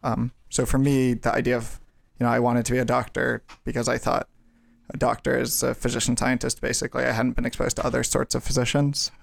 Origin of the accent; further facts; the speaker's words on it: Brookline, Massachusetts, United States; moved away; I'm from Brookline, Massachusetts